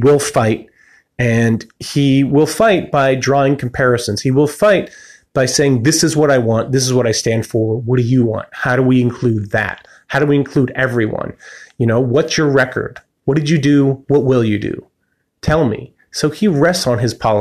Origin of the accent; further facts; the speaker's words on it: United States; as an American, as a citizen of the United States.